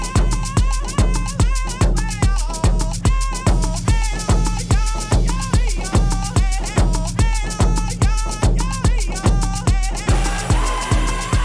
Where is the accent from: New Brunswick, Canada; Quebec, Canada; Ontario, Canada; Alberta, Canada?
Quebec, Canada; Kitigan Zibi; I'm an entrepreneur from Kitigan, Zibi, Anishinaabe